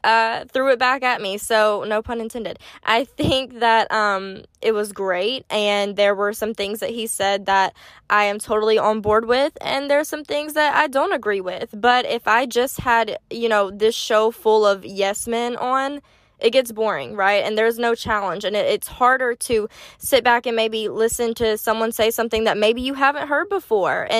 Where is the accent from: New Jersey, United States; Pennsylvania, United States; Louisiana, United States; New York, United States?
Louisiana, United States; Baton Rouge; I'm from Baton Rouge, too